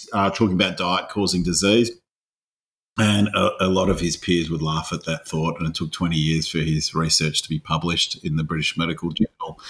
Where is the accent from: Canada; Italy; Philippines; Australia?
Australia; also born or lived in Scotland; I'm an Aussie mongrel